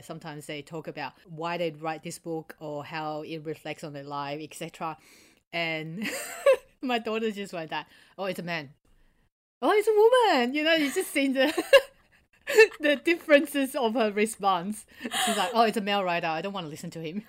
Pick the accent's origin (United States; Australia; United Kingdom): Australia; also born or lived in Taiwan; back in Taiwan and growing up in Australia